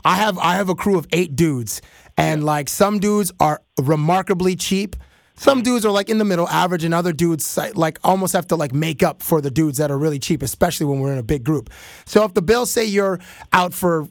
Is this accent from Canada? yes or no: yes; Canada; I'm from Canada